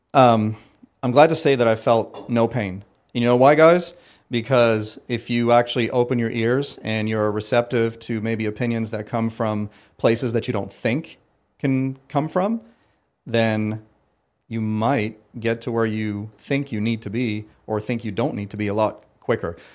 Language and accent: English; Ottawa, Ontario, Canada; moved away as an adult; also born or lived in Paris, France; now in Myrtle Beach, United States; I was born in Paris, France, and uh, quickly immigrated to Ottawa, Ontario, Canada